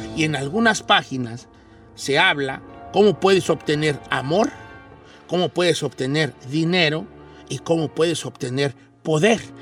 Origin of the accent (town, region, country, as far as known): Mexico; moved away